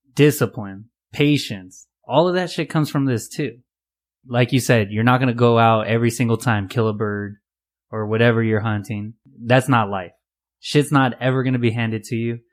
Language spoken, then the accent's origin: English; Los Angeles, California, United States; I'm from California, L A area, and I live in a California bubble